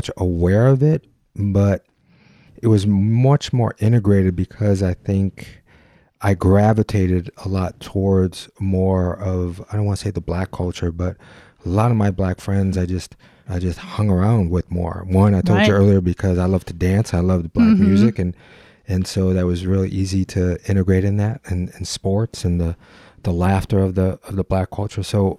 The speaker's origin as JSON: {"language": "English", "town": "Detroit", "region": "Michigan", "country": "United States", "tie": "born or raised there", "said": "I mean, I was born in Detroit, and then we moved a little bit to the outer city limits. But it was still a very diverse culture."}